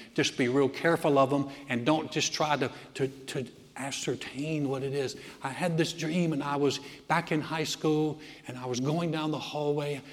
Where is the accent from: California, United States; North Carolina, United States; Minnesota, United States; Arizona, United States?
North Carolina, United States; Greensboro; moved away; my hometown, Greensboro, North Carolina